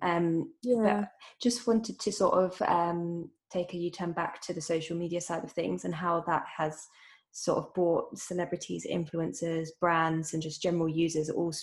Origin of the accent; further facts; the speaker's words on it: United Kingdom; I'm British Indian, my parents are Indian